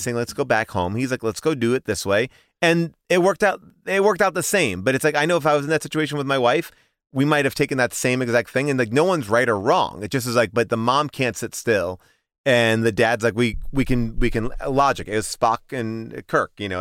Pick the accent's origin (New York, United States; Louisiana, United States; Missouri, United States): New York, United States; Long Island; I grew up in Long Island